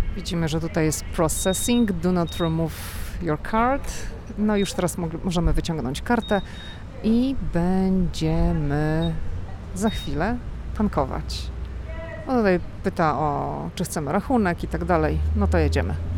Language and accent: Polish; Poland; my jesteśmy z Polski